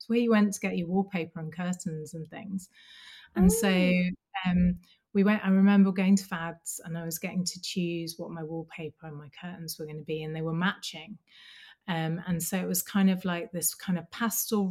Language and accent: English; Birmingham, West Midlands, United Kingdom; now in Dundee, United Kingdom; I grew up in Birmingham